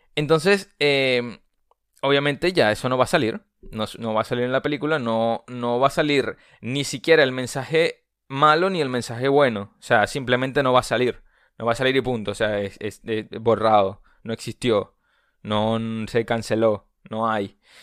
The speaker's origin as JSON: {"language": "Spanish", "country": "Venezuela", "said": "yo soy venezolano. Eh, no soy mexicano"}